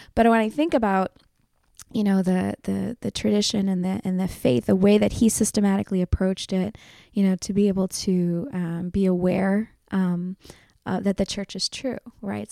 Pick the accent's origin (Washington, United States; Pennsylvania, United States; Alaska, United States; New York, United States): Pennsylvania, United States; Philadelphia; I was born and raised in Philadelphia. My parents came from India in the seventies.